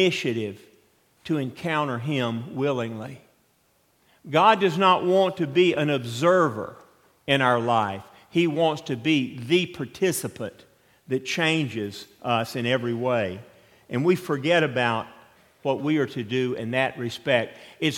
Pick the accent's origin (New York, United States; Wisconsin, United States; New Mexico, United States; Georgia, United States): Georgia, United States; Atlanta; moved away; where I grew up in Atlanta